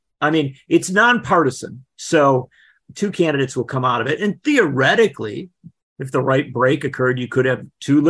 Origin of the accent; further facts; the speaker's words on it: Wisconsin, United States; Wisconsin, my home state